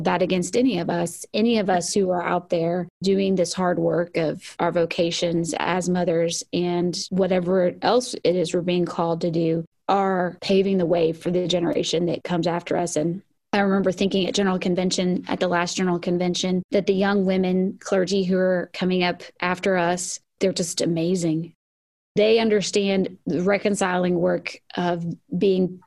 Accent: the South, United States; growing up in the South

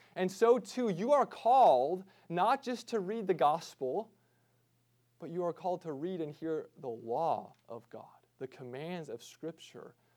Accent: United States; us as American Christians

